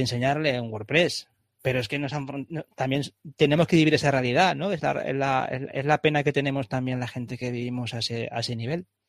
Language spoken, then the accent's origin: Spanish; Valencia, Valencian Community, Spain; a mí me encanta vivir en Valencia, yo soy valenciano